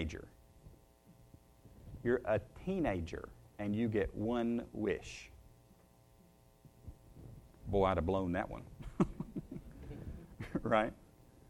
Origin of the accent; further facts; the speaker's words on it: Shelbyville, Tennessee, United States; I grew up in Shelbyville